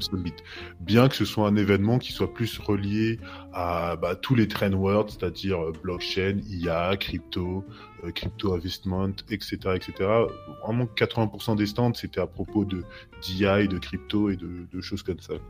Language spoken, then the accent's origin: French; France; now in Portugal; je suis français, mais j'habite au Portugal, ça fait un petit bout de temps